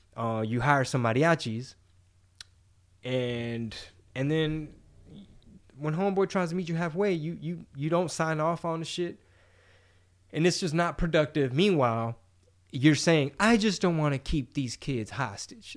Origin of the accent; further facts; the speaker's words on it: United States; I'm American